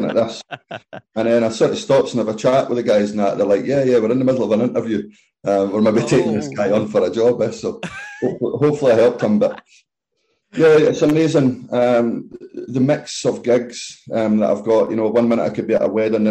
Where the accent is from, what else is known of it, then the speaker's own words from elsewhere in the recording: Kirkcaldy, Scotland, United Kingdom; I'm from Kirkcaldy, so it was a chance to come back to Fife